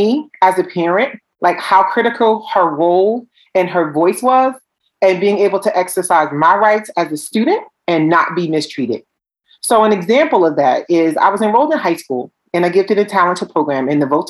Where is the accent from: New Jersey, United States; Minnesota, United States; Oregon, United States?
New Jersey, United States; Newark; I'm from Newark, New Jersey